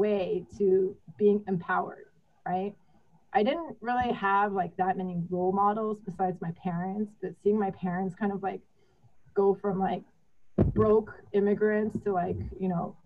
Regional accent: Texas, United States; I grew up in Texas as like one of the few Asians amongst a sea of white, beautiful white blonde girls

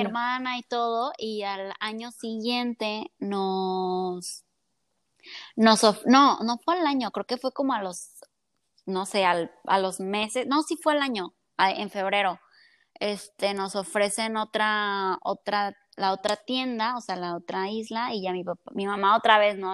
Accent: Colima, Mexico; soy de aquí de Colima

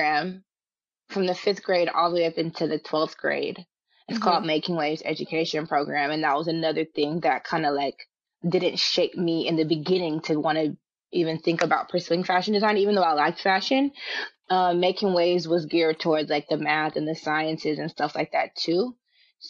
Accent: Richmond, California, United States; moved away as an adult; also born or lived in Los Angeles; I'm from Richmond, California

